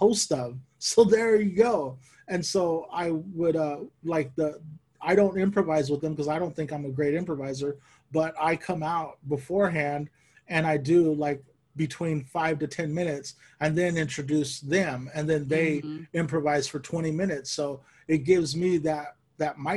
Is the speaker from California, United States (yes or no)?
yes; Bakersfield, California, United States; moved away; we grew up in Bakersfield.